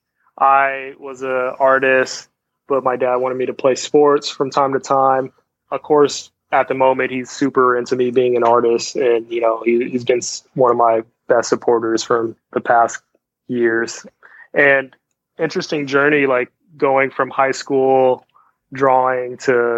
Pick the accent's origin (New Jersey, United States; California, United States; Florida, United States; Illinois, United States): California, United States; Los Angeles; also born or lived in San Fernando Valley, California; I grew up in Venice Beach, California, and me and my family, we kind of migrated to the Valley eventually.